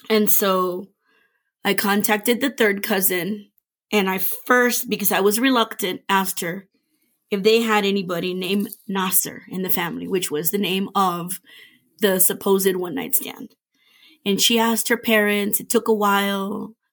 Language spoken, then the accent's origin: English; Iraq; I'm from Iraq.